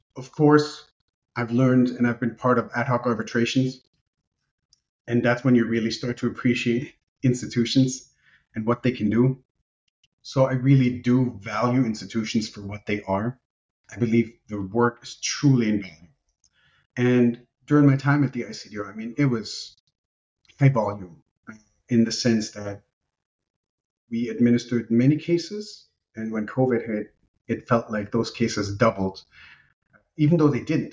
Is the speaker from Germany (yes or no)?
yes; Germany; first language Romanian; English is a second language; I grew up in Germany. I was born and raised in Germany to Romanian parents